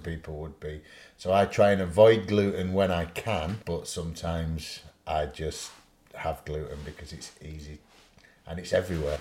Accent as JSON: {"language": "English", "town": "Sheffield", "region": "Yorkshire and the Humber", "country": "United Kingdom", "accent": "Yorkshire", "said": "I'm from Sheffield"}